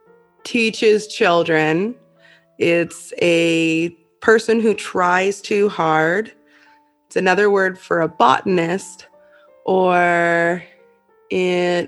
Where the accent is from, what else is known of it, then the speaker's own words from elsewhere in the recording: Canada; I am Canadian